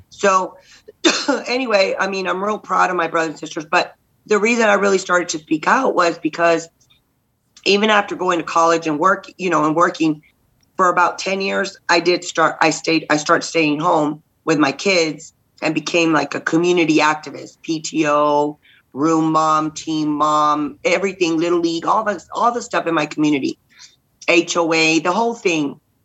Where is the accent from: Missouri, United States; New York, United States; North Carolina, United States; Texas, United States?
Texas, United States; Robstown; we're from like we're from Robstown, so we're from you know outside of Corpus